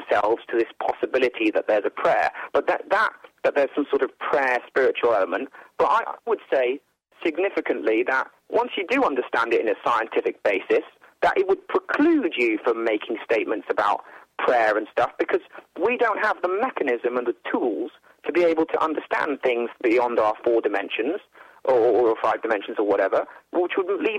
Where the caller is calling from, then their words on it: England, United Kingdom; I'm calling from England, and I like listening to your channel here.